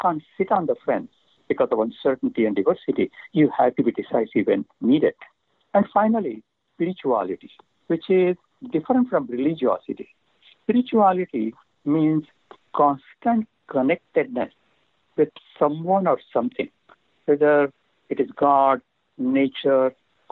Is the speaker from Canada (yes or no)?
no; India; now in San Diego, United States; I come from India